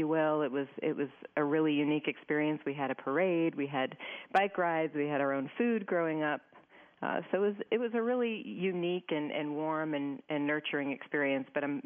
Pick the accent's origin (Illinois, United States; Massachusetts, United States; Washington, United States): Massachusetts, United States; New Bedford; moved away; I grew up in southeast Massachusetts in a relatively small town, city called New Bedford.